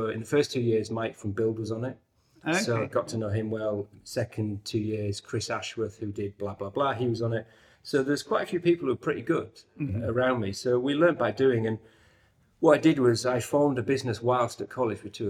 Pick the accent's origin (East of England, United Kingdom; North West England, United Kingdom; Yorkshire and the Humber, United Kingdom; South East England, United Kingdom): Yorkshire and the Humber, United Kingdom; York; York, right. As you can tell from my accent.